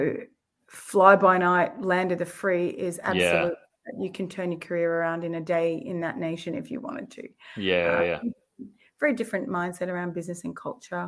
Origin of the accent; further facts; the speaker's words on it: Mount Isa, Queensland, Australia; moved away as an adult; I'm a Mount Isa girl. We're a Wani Kalkadoon. And I grew up there in Mount Isa for 19